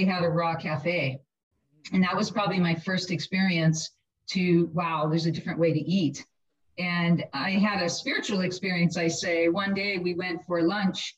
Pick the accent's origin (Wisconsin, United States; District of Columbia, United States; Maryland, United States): Wisconsin, United States; Milwaukee; Growing up in Milwaukee, we had amazing cheese and bratwurst